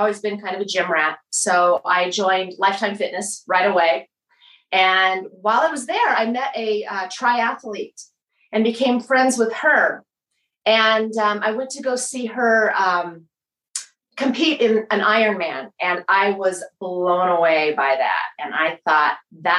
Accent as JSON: {"language": "English", "town": "Tucson", "region": "Arizona", "country": "United States", "moved": "as an adult", "lives_now": "Katy, Texas, United States", "said": "I'm from Tucson, Arizona."}